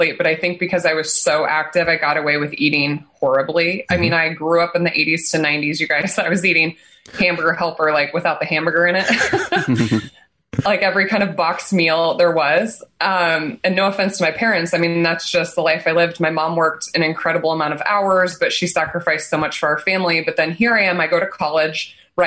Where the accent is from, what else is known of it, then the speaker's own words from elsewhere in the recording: Nebraska, United States; I'm born and raised in Nebraska